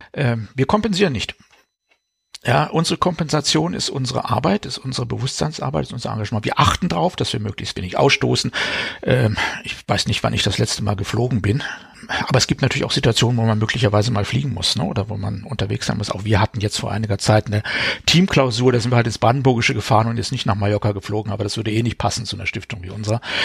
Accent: Baden-Württemberg, Germany; ich selber bin aufgewachsen in Sichtweise. Aus, von meinem Kinderzimmer aus konnte ich das AKW Neckar-Westheim sehen

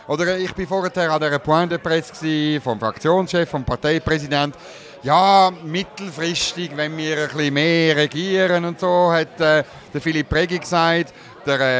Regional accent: Zurich, Switzerland; Also ich meine, als Zürcher, es ist

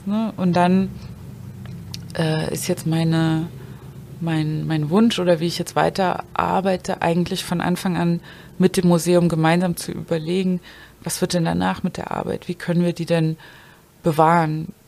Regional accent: village near Zwickau, Saxony, Germany; moved away as an adult; also born or lived in Dresden; now in Berlin, Germany; ich bin ja auf dem Dorf aufgewachsen

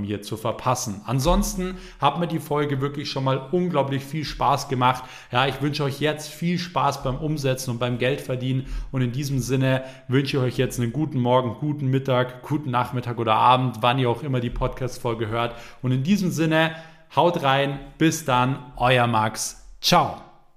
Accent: Germany; bei uns in Deutschland

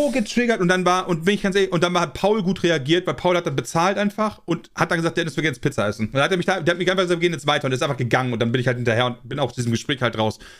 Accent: Germany; äh, ich als Deutscher müsste das ja verstehen, äh, dass die Schwachen aussortiert werden und so.

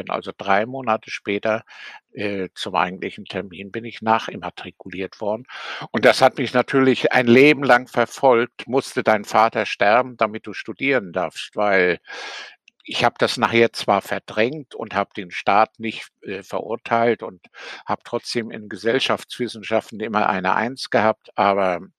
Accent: Rostock, Mecklenburg-Vorpommern, Germany; born there; Ich bin 1940 in Rostock geboren und äh, bin an für sich ein folgsamer Pionier, später auch FDJler gewesen, also ein typisches DDR-Kind.

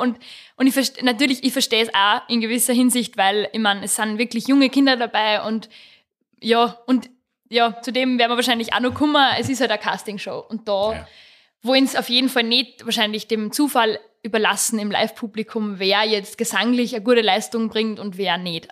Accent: Rechberg, Upper Austria, Austria; Ich komme aus Rechberg im Mühlviertel, ähm, im Mühlviertel da in der Nähe von Perg. Bin am Land aufgewachsen

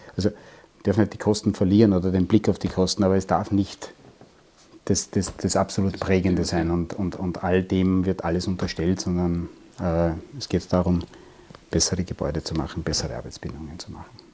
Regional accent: Waldviertel, Lower Austria, Austria; ich bin im Waldviertel aufgewachsen und komme aus einer Tischlerei

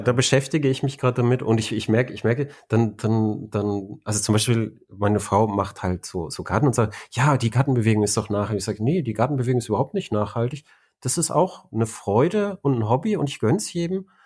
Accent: Germany; ich bin ja äh, ein Deutscher.

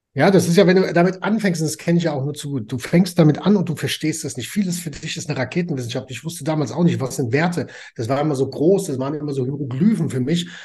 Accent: Frankfurt, Hesse, Germany; ich komme aus Frankfurt am Main

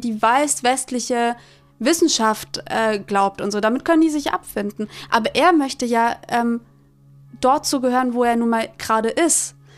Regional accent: Germany; Ich bin in in Deutschland geboren

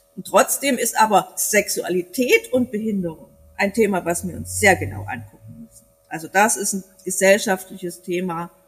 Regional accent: East Germany, Germany; now in Bavaria, Germany; als Ossi

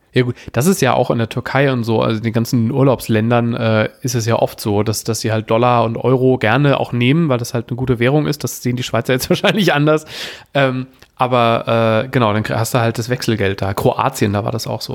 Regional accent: Germany; also born or lived in Frankfurt / Wuppertal; bei uns in Deutschland

